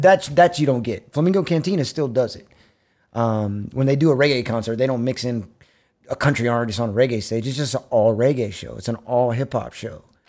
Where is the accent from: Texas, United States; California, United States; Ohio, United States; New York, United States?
Texas, United States; Austin; also born or lived in Bastrop; I'm born and raised in Austin from Brackenridge Hospital